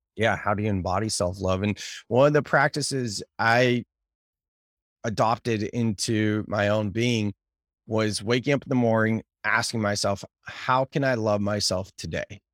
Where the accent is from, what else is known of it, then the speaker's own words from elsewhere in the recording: United States; I'm American